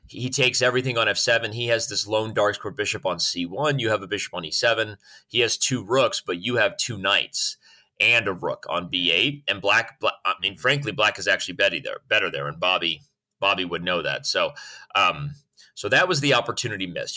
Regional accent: Arizona, United States; born and raised in Arizona

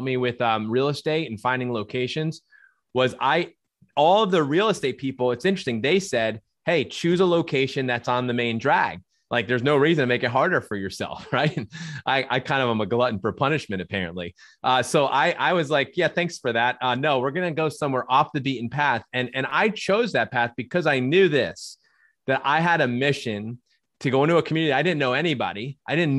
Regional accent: New Jersey, United States; moved away as an adult; also born or lived in Minnesota; I was born and raised in New Jersey

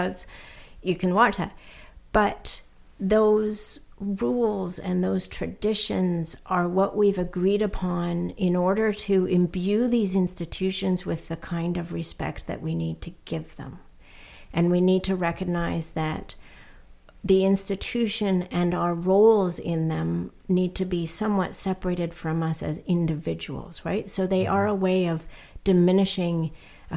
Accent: Canada; as a Canadian-born citizen

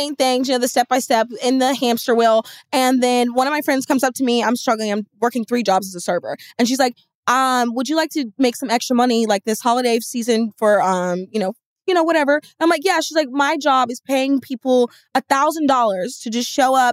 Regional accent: the Bible Belt, United States; growing up in the Bible Belt

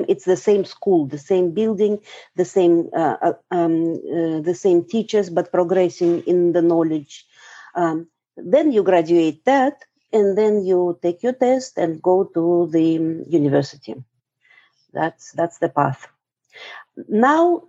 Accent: Russia; moved away as an adult; now in New York, United States; I am a mix of Russian and Ukrainian origin that grew up in Soviet Union

